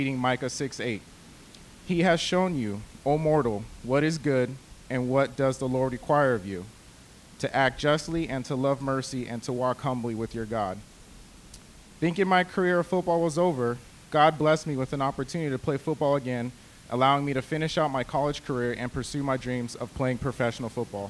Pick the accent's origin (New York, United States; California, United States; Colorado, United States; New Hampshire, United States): California, United States; Rialto; moved away as an adult; now in Palos Verdes, United States; I was raised in the Inland Empire in a town called Rialto.